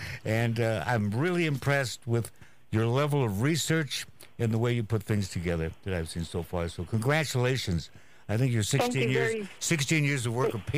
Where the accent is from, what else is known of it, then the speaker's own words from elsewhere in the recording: Walla Walla, Washington, United States; I'm from Walla Walla, Washington, which is a small agricultural community.